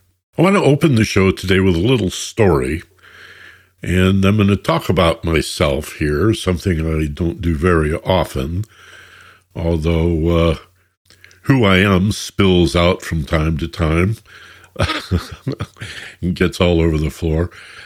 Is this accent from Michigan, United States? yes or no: yes; Michigan, United States; moved away as an adult; also born or lived in Detroit; now in Los Angeles, United States; Born and raised in Michigan